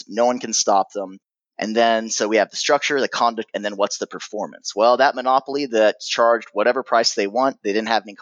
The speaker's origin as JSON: {"language": "English", "country": "United States", "also_born_or_lived": "Germany", "accent": "American accent", "said": "I was born in Germany. My mother's German. My father's American."}